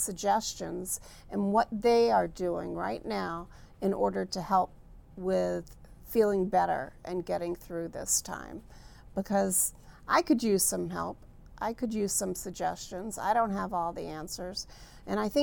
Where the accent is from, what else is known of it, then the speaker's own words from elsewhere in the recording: New Orleans, Louisiana, United States; accent: New Orleans; moved away; My New Orleans accent